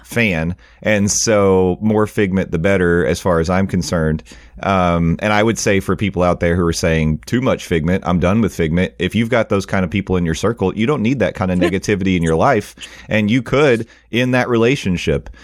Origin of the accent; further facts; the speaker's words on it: Tennessee, United States; I am from Tennessee